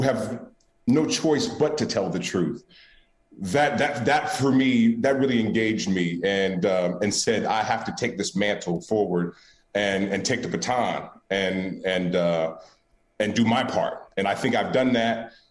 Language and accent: English; Oakland, California, United States; I'm born and raised in Oakland, California